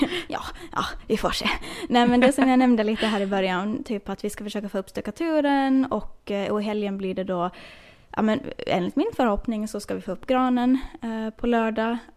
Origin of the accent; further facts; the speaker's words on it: Åland, Finland; jag vet att hemma på Åland så finns det väl också kanske någon så här julklapps